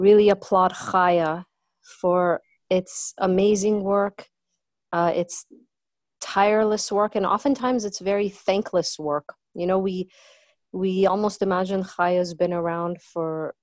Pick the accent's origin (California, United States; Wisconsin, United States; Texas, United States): California, United States; Southern; also born or lived in Iran; I was born in Iran, as your intro said, and I came to this country when I was 7, and we started all over. We were refugees. And we joined a community of tens and of thousands of Persian Jewish refugees in Southern California